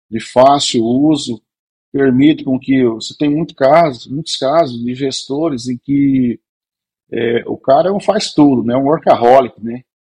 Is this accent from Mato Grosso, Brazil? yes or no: yes; Cuiabá, Mato Grosso, Brazil; Eu fui primeiro consultor de uma empresa em Cuiabá, Mato Grosso, eu sou cuiabano, de pé rachado, né?